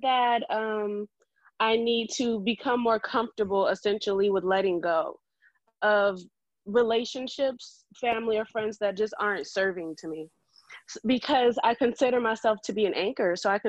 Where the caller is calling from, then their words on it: San Diego, California, United States; I'm calling in from San Diego, California.